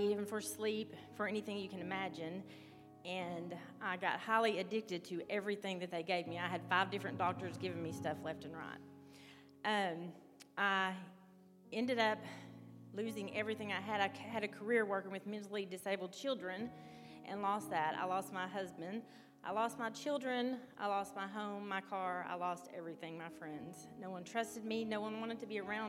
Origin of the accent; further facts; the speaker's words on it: Arkansas, United States; moved away as an adult; now in West Virginia, United States; I'm from Arkansas also